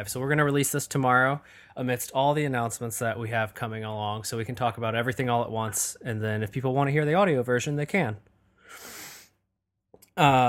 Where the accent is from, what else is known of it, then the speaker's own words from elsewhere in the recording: Michigan, United States; moved away as an adult; now in Boston, United States; I'm from Michigan, but having been living in Boston the last few months